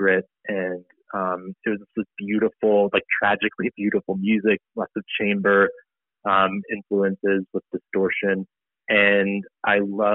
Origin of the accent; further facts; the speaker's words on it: Denver, Colorado, United States; also born or lived in Durango, Colorado / Boulder, Colorado; I grew up all in Colorado, but I, you know, did some growing up in Durango, which is near the Four Corners area, and then mainly in Denver